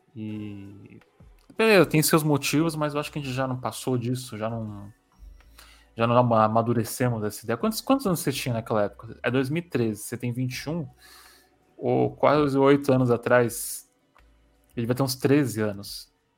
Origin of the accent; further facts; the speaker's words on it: São Paulo, Brazil; eu sou de São Paulo